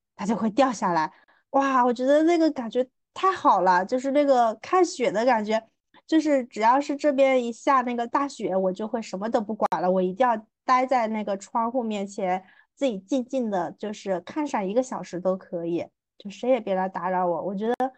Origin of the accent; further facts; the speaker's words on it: southern China, China; 作为一个南方人